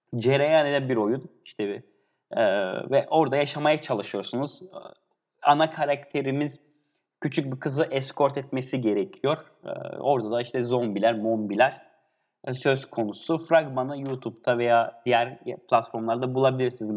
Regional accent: Antakya, Hatay, Turkey; Ben Hataylıyım, Antakyalıyım.

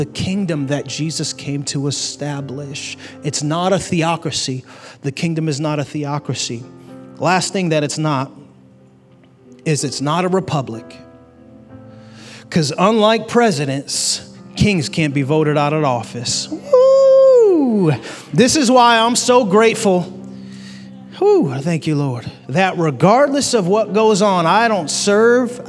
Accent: United States; I am grateful to be an American citizen

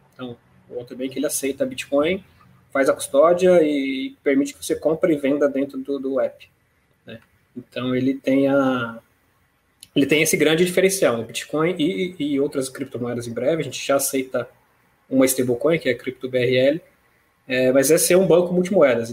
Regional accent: São Paulo, Brazil; moved away as an adult; now in Rio de Janeiro, Brazil; mas eu sou paulista, né, criado na capital de São Paulo

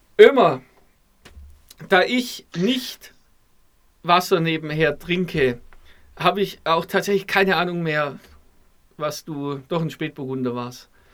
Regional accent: Stuttgart, Baden-Württemberg, Germany; jetzt kommen wir beide aus Stuttgart

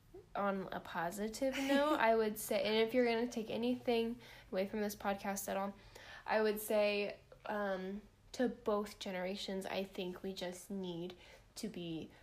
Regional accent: Missouri, United States; We're from Missouri

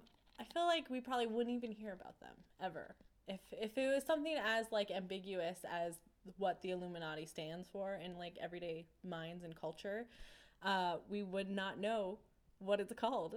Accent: United States; We're American, by the way.

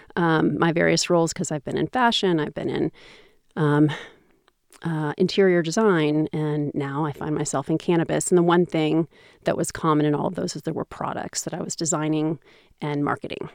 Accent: Seattle, Washington, United States; I'm American. I never left Seattle

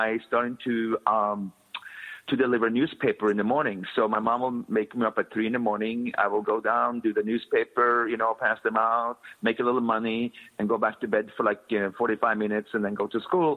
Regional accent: Oslo, Norway; now in United States; I came from Oslo, but a little area in outside Oslo, like 20 minutes outside downtown Oslo. That's where I grew up

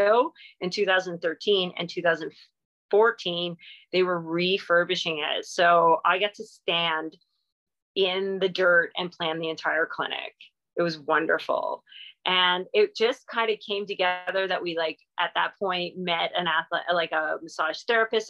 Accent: Southern Ontario, Canada; moved away as an adult; also born or lived in Eganville, Ontario; I'm from Southern Ontario and I've been here, you know, 17 years now

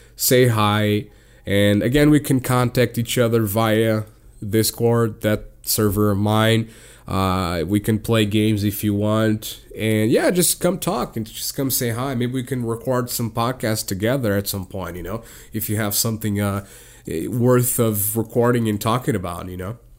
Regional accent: Portugal; I'm from Portugal

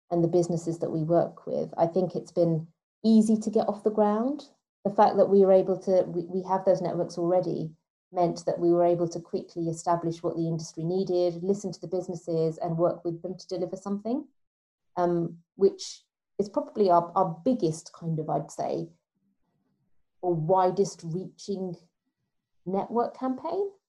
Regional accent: London, United Kingdom; because I'm a Londoner

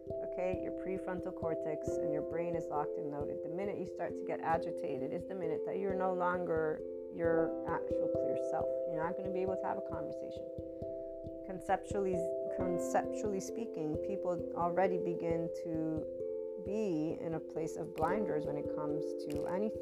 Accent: United States; As an American

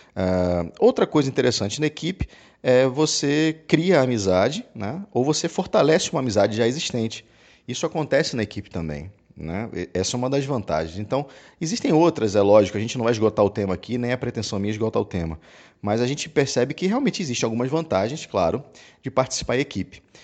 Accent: Rio de Janeiro, Brazil; now in Salvador, Brazil; No Rio, putz, eu sou carioca, eu morava lá

